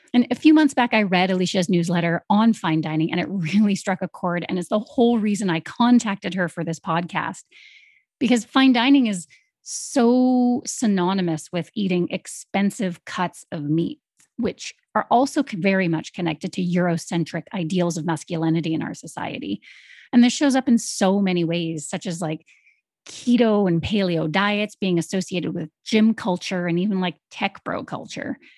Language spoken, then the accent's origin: English; Canada; growing up in Canada